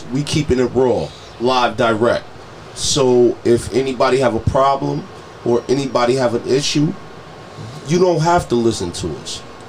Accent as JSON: {"language": "English", "town": "Buffalo", "region": "New York", "country": "United States", "tie": "born or raised there"}